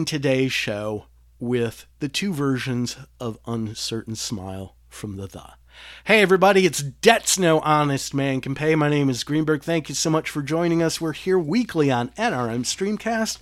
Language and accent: English; Detroit, Michigan, United States; moved away; my hometown of Detroit